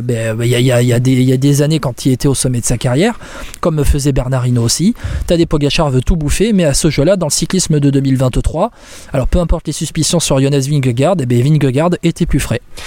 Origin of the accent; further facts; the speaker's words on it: France; quand on est français